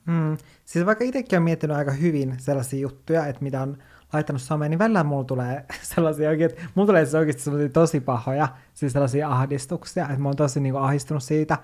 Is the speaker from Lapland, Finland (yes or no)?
yes; Kemijärvi, Lapland, Finland; moved away; Kemijärvellä, mistä mä oon kotoisin